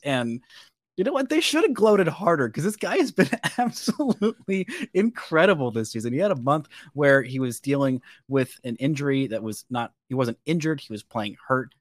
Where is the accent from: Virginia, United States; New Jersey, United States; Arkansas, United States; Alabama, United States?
Alabama, United States; accent: occasional Alabama accent; my occasional Alabama accent